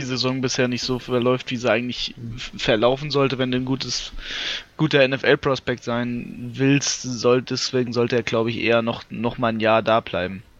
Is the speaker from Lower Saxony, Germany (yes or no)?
yes; Lower Saxony, Germany; ich bin Niedersachse.